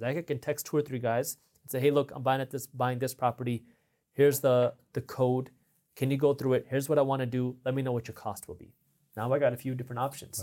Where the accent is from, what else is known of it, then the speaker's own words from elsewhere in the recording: Detroit, Michigan, United States; I'm from Detroit